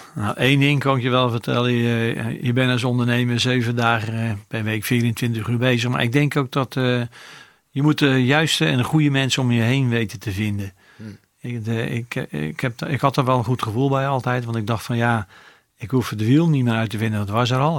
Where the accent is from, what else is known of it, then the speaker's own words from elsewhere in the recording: Rotterdam, South Holland, Netherlands; Dus, dus mijn, mijn geboorte is het centrum, maar mijn, mijn hele leven heb ik op eh, Zuid gewoond